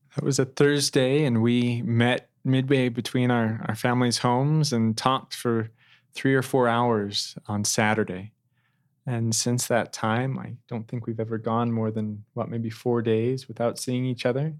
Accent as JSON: {"language": "English", "town": "Twin Falls", "region": "Idaho", "country": "United States", "tie": "born or raised there", "also_born_or_lived": "Kimberly, Idaho / Toronto, Canada / Provo, Utah", "moved": "as an adult", "lives_now": "Cambridge, Massachusetts, United States", "said": "I was raised in Twin Falls in Kimberley, Idaho"}